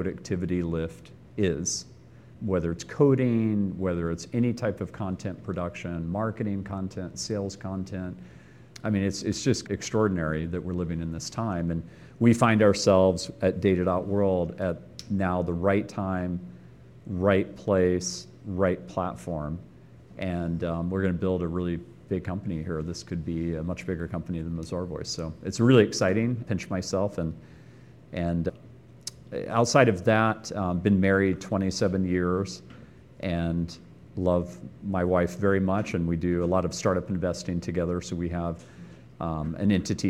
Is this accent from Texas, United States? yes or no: yes; Austin, Texas, United States; moved away as an adult; also born or lived in Silicon Valley; Growing up in Austin